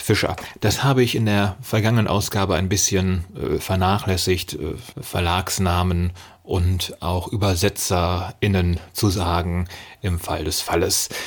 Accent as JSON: {"language": "German", "country": "Germany", "said": "als äh, Deutscher"}